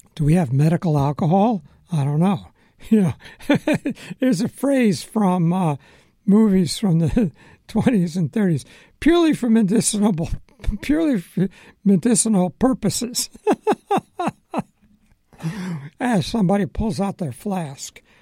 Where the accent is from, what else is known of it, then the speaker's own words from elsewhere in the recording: Long Island, New York, United States; moved away as an adult; also born or lived in Philadelphia; I grew up on Long Island, spent time in New York City, and I go to school in Philadelphia.